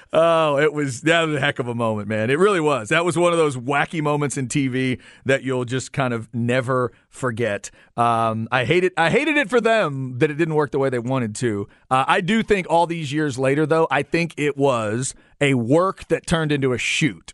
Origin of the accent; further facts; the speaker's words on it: Waxahachie, Texas, United States; growing up in Waxahachie like I was